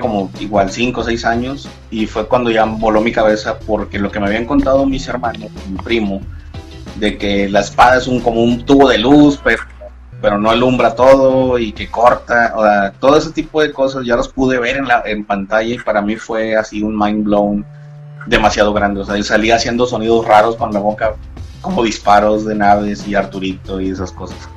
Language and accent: Spanish; Monterrey, Nuevo León, Mexico; soy de Monterrey